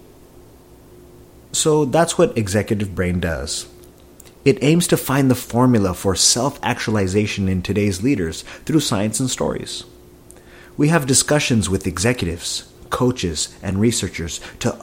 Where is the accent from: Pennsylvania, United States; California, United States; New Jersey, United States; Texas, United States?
California, United States; Silicon Valley; I was born and raised in the Silicon Valley